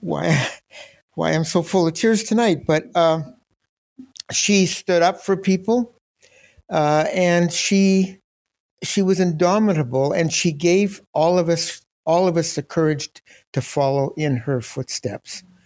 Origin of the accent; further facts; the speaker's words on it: Toronto, Ontario, Canada; Anglo Toronto was in the 1950s. I grew up at that time